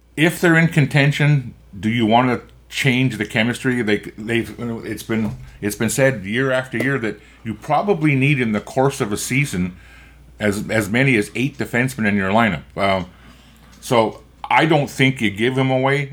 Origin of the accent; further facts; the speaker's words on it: Winnipeg, Manitoba, Canada; I grew up in East Kildonan, and I lived on Dunrobin Avenue